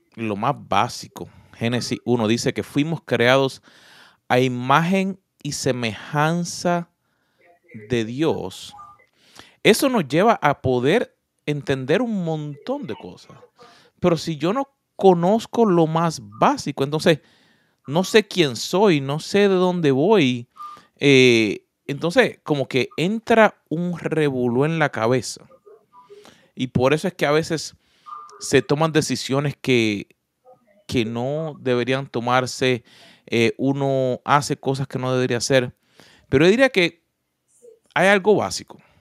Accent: Puerto Rico; moved away; yo vengo de Puerto Rico. Así que mi acento sale en español, en inglés y en portugués

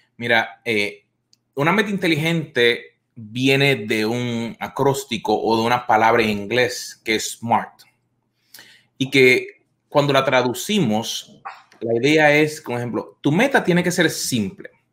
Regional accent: Puerto Rico; moved away as an adult; now in United States; Yo llevo acá en los Estados Unidos unos veintitantos años y uno de mis sueños que yo tenía cuando yo vivía en mi país, en Puerto Rico, era venir a los Estados Unidos.

